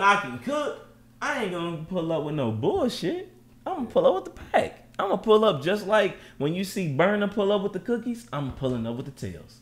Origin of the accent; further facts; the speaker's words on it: Louisville, Kentucky, United States; I'm born in Louisville, Kentucky. My mama from Louisville, Kentucky. My daddy from Louisville, Kentucky